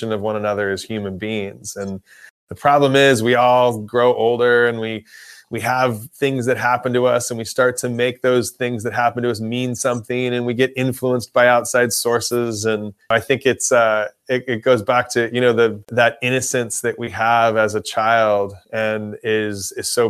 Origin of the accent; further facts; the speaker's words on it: Los Angeles, California, United States; I'm from Los Angeles